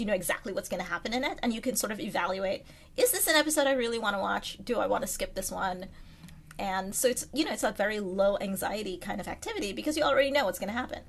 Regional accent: Trinidad & Tobago; now in United States; growing up in Trinidad

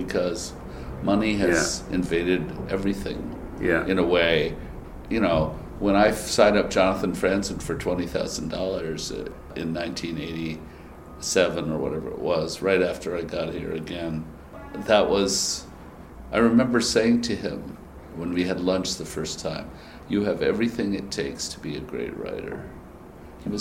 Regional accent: Massachusetts, United States; moved away as an adult; also born or lived in England; now in New York, United States; I was from Massachusetts

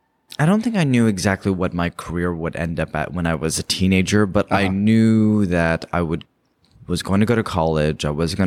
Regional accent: Bay Area, California, United States; moved away; growing up in the Bay Area.

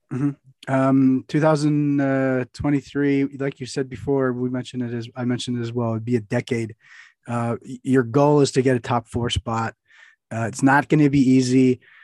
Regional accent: United States; as an American

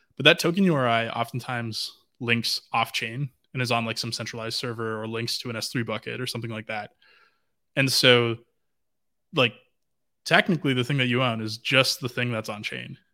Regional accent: Vancouver, British Columbia, Canada; I'm from Vancouver.

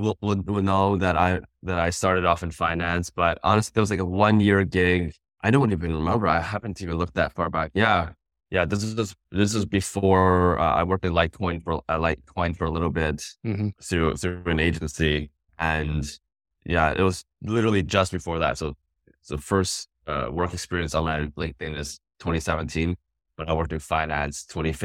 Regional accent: Vancouver, British Columbia, Canada; Born and raised in Vancouver, British Columbia.

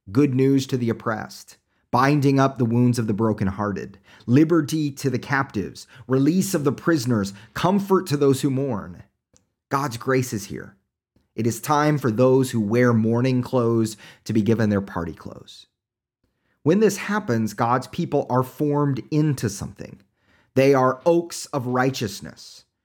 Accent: Oklahoma, United States; accent: Oklahoma; my Oklahoma accent

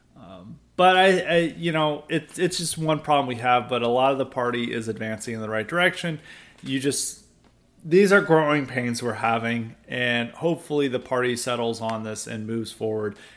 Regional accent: the South, United States; I grew up in the South.

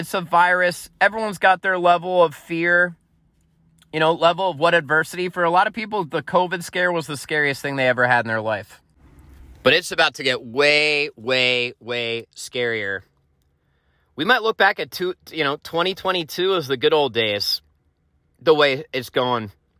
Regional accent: East Coast, United States; I grew up on the East Coast. You're used to sort of the brash, loud, fast-talking, in-your-face level of conversation and dialogue.

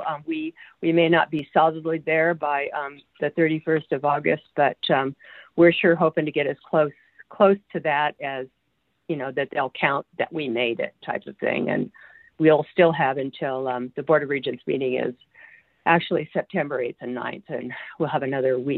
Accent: California, United States; now in Alaska, United States; we're both from California

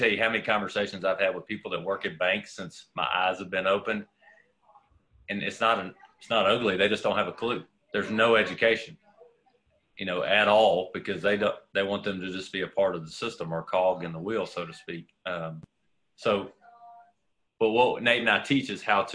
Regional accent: Texas, United States; as a Texan

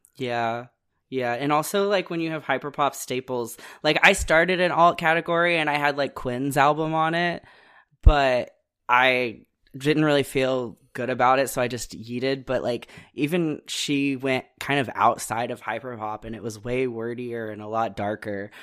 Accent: Midwest, United States; I'm also from the Midwest

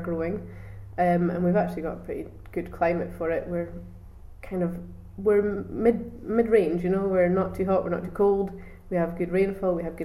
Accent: Auchterarder, Scotland, United Kingdom; also born or lived in Fife / Edinburgh; I've always lived in Perthshire. We were born, I was born in Fife, and then we moved over here when I was 6 months old, closer to Auchterarder

